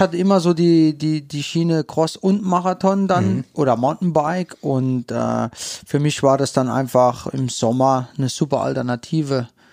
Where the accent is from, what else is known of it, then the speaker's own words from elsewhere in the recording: St. Wendel, Saarland, Germany; ich komme aus St. Wendel gebürtig